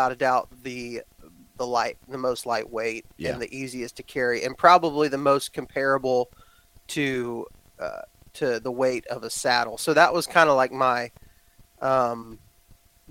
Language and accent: English; Texas, United States; moved away; I was raised in Texas